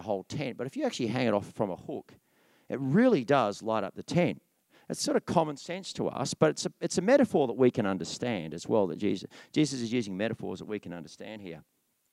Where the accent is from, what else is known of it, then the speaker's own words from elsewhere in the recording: Tasmania, Australia; I was born in Tasmania